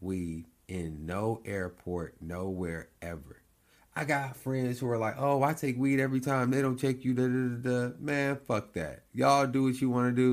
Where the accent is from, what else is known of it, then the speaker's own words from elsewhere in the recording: United States; as Americans